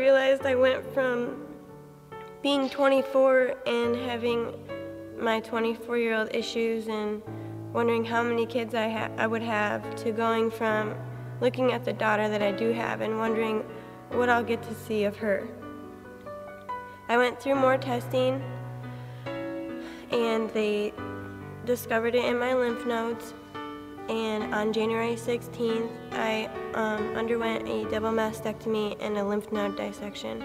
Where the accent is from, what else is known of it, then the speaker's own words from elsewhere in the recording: Michigan, United States; moved away; I'm originally from Michigan